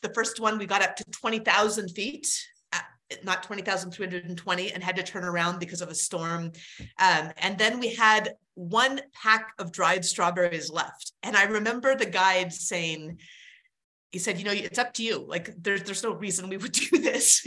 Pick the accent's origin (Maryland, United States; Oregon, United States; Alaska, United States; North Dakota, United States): Alaska, United States; I grew up in Alaska